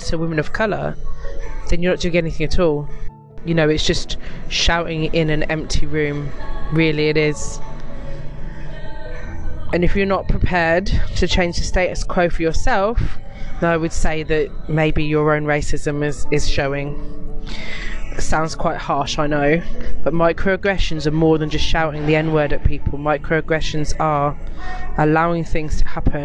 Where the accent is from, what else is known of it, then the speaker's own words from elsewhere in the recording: United Kingdom; being British in this country